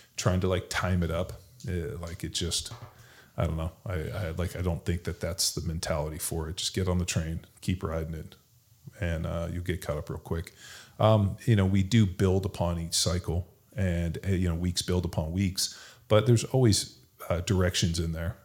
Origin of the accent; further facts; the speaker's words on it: California, United States; now in Texas, United States; I'm from California